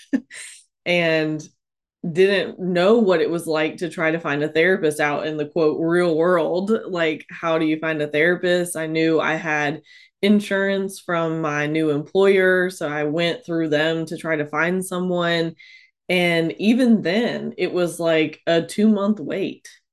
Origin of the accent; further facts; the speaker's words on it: North Carolina, United States; also born or lived in Tennessee; came back to North Carolina and back to my hometown